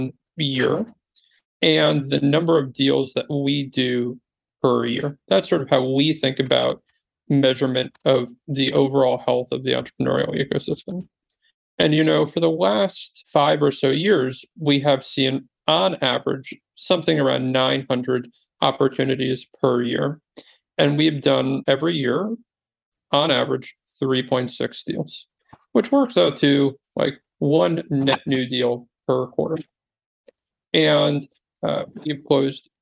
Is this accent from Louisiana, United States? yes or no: no; New Jersey, United States; moved away as an adult; also born or lived in Silicon Valley; I was born and raised in New Jersey, moved to Silicon Valley in 2006